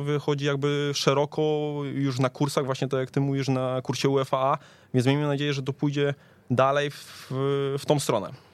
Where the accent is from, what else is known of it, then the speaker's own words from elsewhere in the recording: Tychy, Silesian Voivodeship, Poland; pochodzę z Tychów